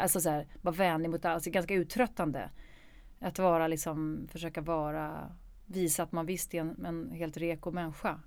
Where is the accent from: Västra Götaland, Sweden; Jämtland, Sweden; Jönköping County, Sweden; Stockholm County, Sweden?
Stockholm County, Sweden; Stockholm; jag är född i Stockholm